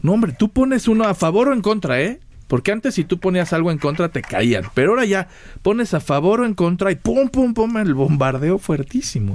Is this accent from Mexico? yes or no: yes; Mexico; somos los mexicanos